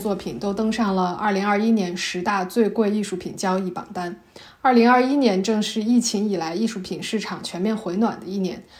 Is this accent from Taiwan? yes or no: no; Shanxi, China; 我的老家山西